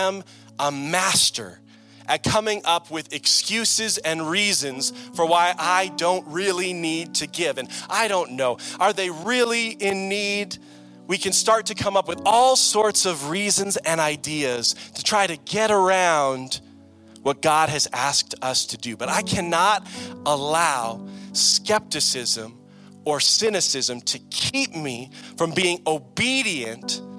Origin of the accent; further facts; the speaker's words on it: Canada; I'm from Canada